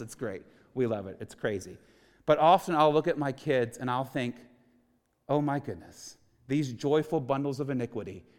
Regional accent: Houston, Texas, United States; I was born and raised in Houston, Texas, a non-Christian home

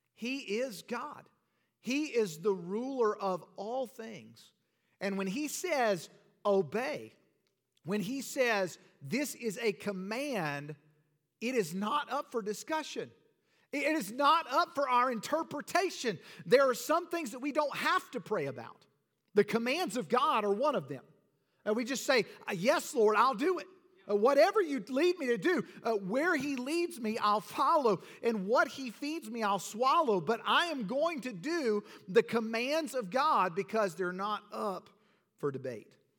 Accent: Georgia, United States; moved away; growing up in Georgia, we didn't see it very often.

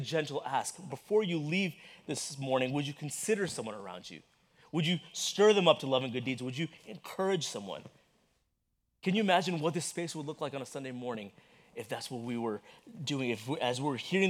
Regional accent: Texas, United States; growing up in Texas in that brutal heat

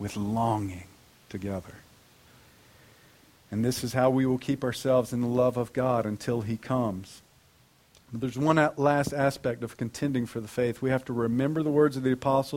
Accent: North Carolina, United States

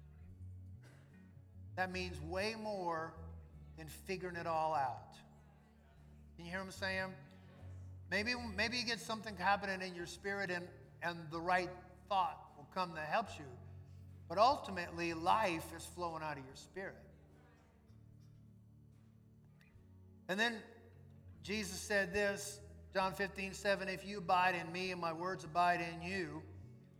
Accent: New Orleans, Louisiana, United States; When Suzette and I were growing up in New Orleans

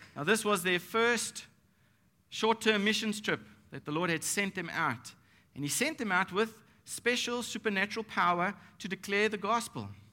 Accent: Nashik, Maharashtra, India; we're from Maharashtra. Nasik is in Maharashtra.

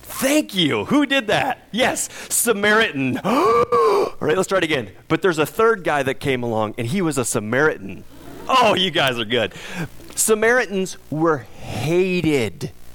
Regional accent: United States; we as American Christians

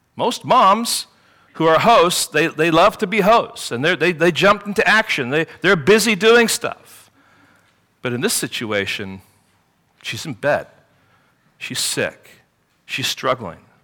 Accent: England, United Kingdom; growing up in England

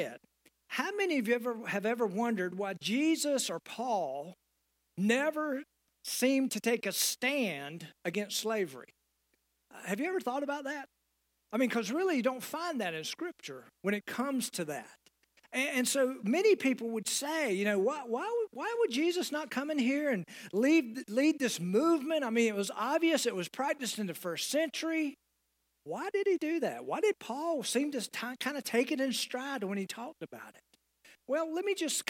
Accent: United States; as Americans

